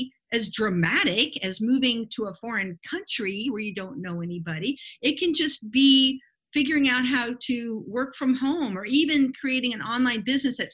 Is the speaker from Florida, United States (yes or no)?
yes; Miami, Florida, United States; moved away as an adult; now in Belize; I'm from Miami originally.